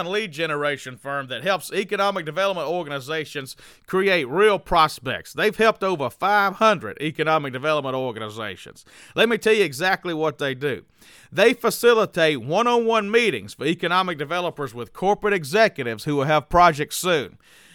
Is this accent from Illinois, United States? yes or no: no; New Orleans, Louisiana, United States; accent: New Orleans; I've got my New Orleans accent out